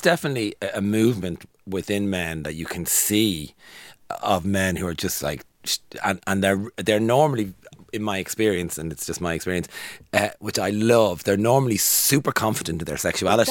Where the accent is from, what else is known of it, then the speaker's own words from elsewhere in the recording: Ireland; growing up in Ireland